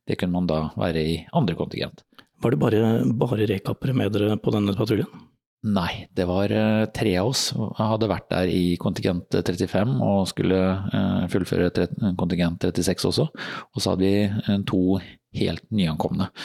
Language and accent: Norwegian; Fredrikstad, Østfold, Norway; Og jeg er jo fra Fredrikstad, så det var 15 minutter å sykle til, eh, til kaserna.